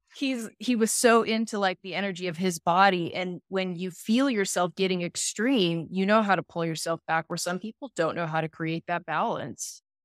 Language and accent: English; Salt Lake City, Utah, United States; I was born in Salt Lake